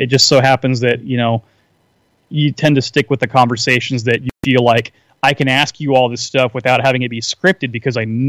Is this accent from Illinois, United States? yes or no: no; Seattle, Washington, United States; I'm from the Seattle area, as I was telling you earlier, and I grew up playing music in the late 80s, early 90s